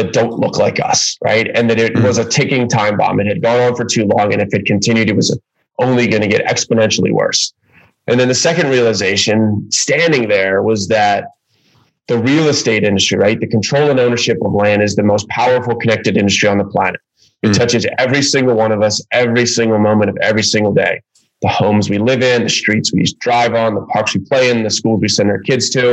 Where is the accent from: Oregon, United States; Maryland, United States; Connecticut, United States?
Maryland, United States; Baltimore; moved away as an adult; I ended up back in Baltimore, which is my hometown